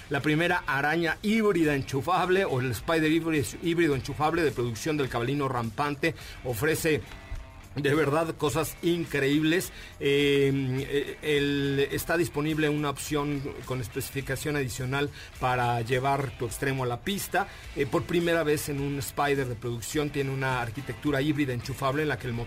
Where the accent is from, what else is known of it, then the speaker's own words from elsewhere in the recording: Mexico City, Mexico; born there; yo ya que yo soy italiano nací en la colonia Roma, entonces soy italiano.